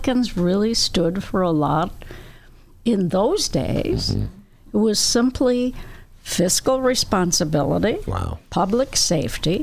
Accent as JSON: {"language": "English", "town": "Springfield", "region": "Illinois", "country": "United States", "tie": "born or raised there", "said": "I grew up in Springfield, Illinois"}